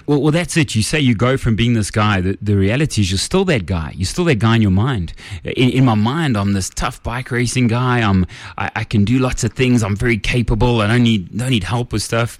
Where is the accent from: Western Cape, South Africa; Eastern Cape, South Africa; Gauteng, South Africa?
Gauteng, South Africa; Kempton Park; I grew up in Kempton Park on the East Rand.